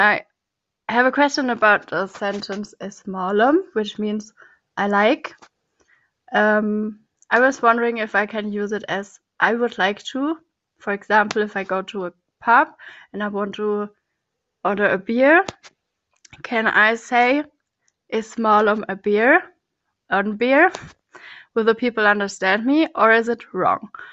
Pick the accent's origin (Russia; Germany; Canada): Germany; I'm from Germany